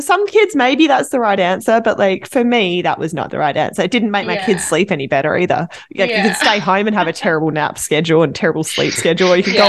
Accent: Australia; now in Vancouver, Canada; I've lived yeah. in Vancouver. I'm from Australia, honestly. I'm here from Australia

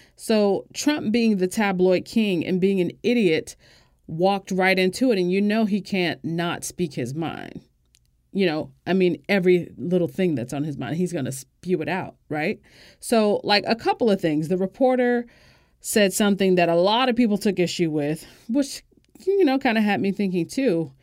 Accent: United States; As an American

